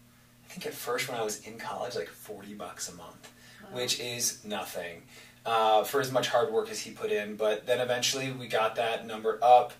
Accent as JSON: {"language": "English", "town": "Kalamazoo", "region": "Michigan", "country": "United States", "tie": "born or raised there", "said": "growing up in Kalamazoo, I was born and raised there"}